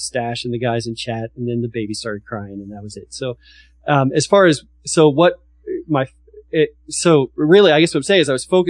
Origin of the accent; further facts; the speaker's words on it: Texas, United States; I'm from Texas